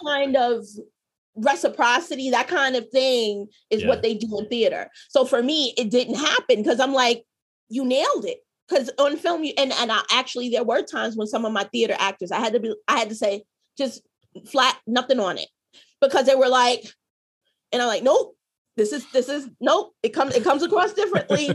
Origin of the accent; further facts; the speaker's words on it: New York City, New York, United States; my childhood growing up in Harlem